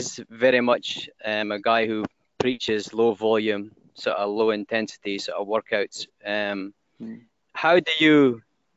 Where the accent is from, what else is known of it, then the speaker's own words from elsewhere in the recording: Scotland, United Kingdom; accent: Scottish; now in Indonesia; You understand my Scottish accent?